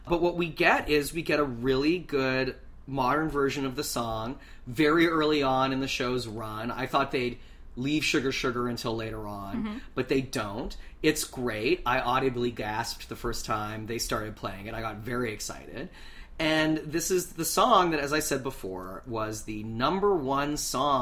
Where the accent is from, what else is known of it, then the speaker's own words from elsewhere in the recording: Canada; being a Canadian who's never been to a pep rally